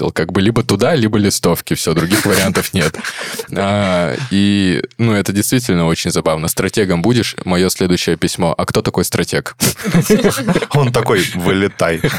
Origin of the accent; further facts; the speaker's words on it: Vladivostok, Primorsky Krai, Russia; Это примерно как я из Владивостока в Кеды устраивался.